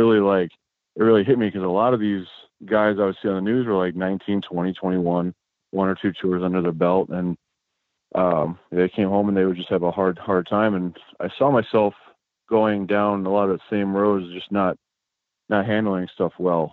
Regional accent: outside Chicago, Illinois, United States; moved away; also born or lived in California; I grew up outside Chicago, Illinois

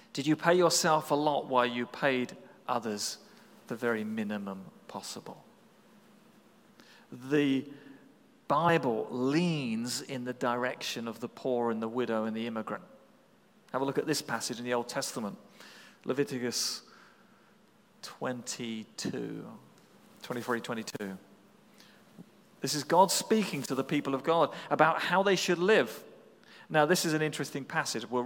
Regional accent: England, United Kingdom; as an Englishman

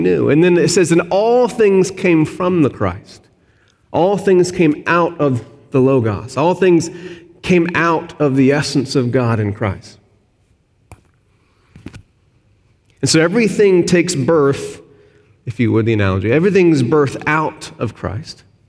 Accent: Arkansas, United States; moved away; I'm from Arkansas, SEC country.

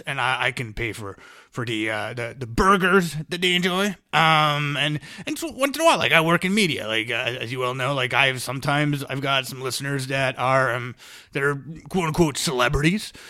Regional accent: United States; I'm American

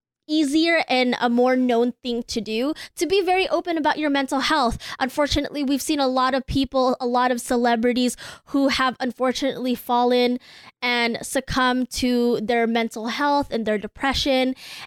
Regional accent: United States; I am Filipino.

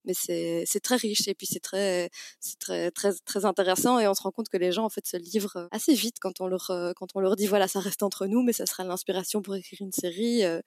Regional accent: Namur, Wallonia, Belgium; now in Brussels, Belgium; la ville où j'ai grandi, à Namur

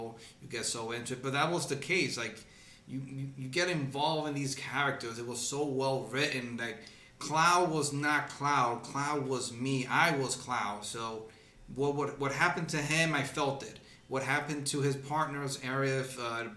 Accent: Dominican Republic; moved away; also born or lived in United States; I was born in the United States, but got raised in the Dominican Republic.

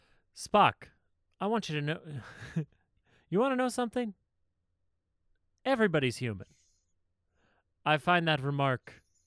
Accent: Georgia, United States; I'm cold as shit out here. I'm from Georgia. I don't know how to handle this.

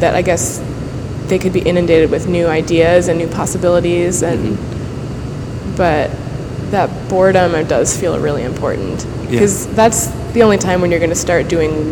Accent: Worcester County, Central Massachusetts, United States; I grew up in Central Massachusetts

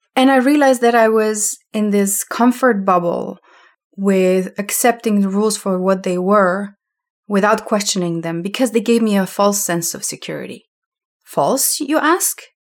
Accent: Slovenia; moved away as an adult; also born or lived in Amsterdam; I'm from Slovenia, that used to be socialistic country before when we were still part of Yugoslavia. And all of this context of where I was growing up

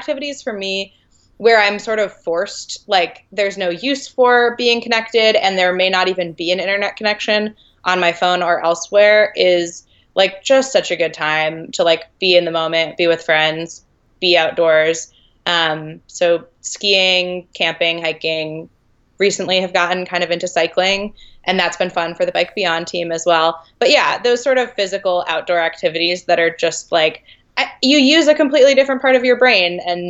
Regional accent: New England, United States; now in California, United States; I grew up skiing in New England.

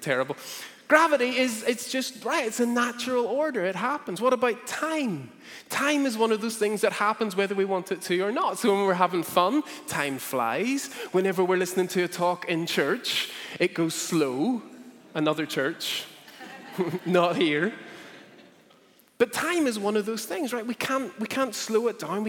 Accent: Northern Ireland, United Kingdom; growing up in Northern Ireland

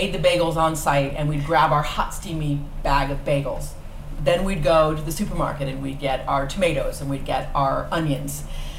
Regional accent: Los Angeles, California, United States; I grew up in Los Angeles. And I was raised by my dad

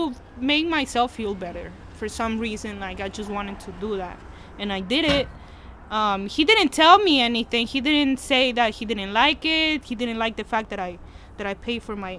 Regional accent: Peru; now in United States; I'm from Peru

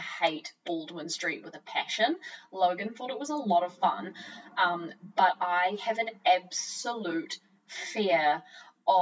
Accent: Auckland, New Zealand; we're both born and raised in Auckland.

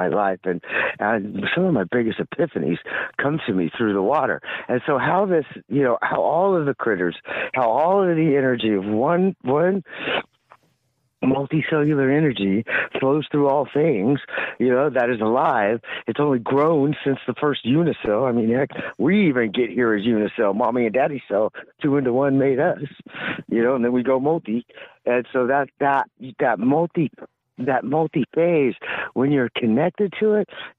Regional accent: California, United States; I'm from California

